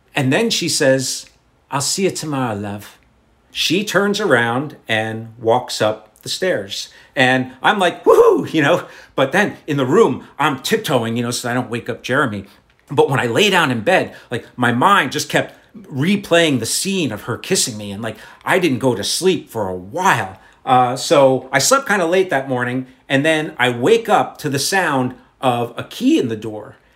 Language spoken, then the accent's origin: English; United States; je suis Americain